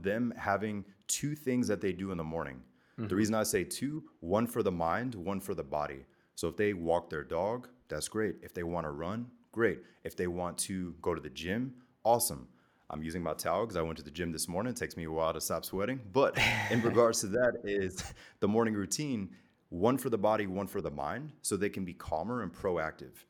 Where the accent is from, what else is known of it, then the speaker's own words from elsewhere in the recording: the South in America, United States; also born or lived in Germany; in elementary school, growing up in the South